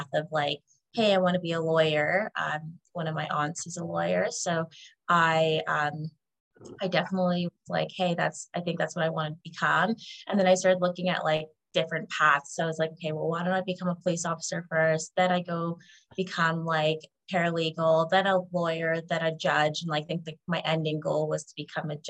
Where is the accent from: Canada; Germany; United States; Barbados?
Canada; I was born in Canada